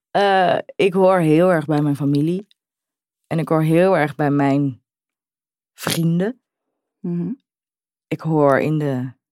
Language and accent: Dutch; Utrecht, Netherlands; En ik hoor bij Utrecht, ik kom uit Utrecht, ik woon in Utrecht.